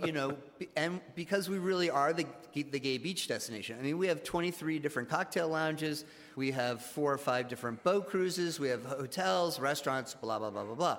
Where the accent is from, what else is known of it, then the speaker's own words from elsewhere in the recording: Greenwich, Connecticut, United States; moved away as an adult; also born or lived in Nayarit, Mexico; now in Mexico; I'm originally from Greenwich, Connecticut, and I've been down here 13 years.